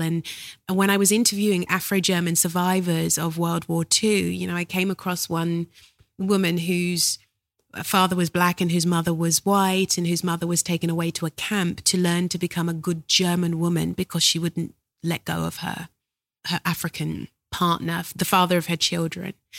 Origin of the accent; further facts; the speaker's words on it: London, United Kingdom; I was born in South London.